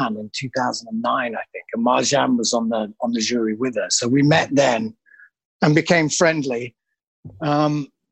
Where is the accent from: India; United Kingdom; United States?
United Kingdom; Leeds, Yorkshire and the Humber; moved away as an adult; now in Berlin, Germany; I'm from Leeds, obviously, originally.